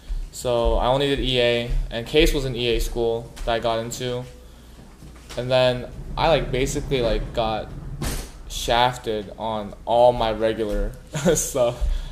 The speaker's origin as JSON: {"language": "English", "region": "California", "country": "United States", "said": "So I'm from California"}